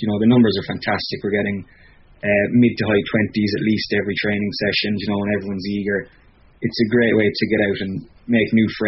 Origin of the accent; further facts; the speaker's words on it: Cork, Munster, Ireland; moved away as an adult; now in Vancouver, Canada; I'm actually from Blackrock